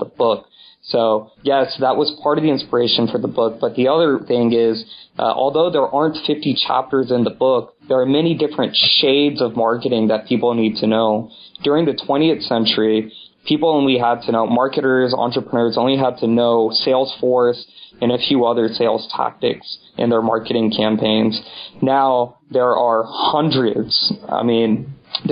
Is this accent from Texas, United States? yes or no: yes; Houston, Texas, United States; I grew up in Houston, Texas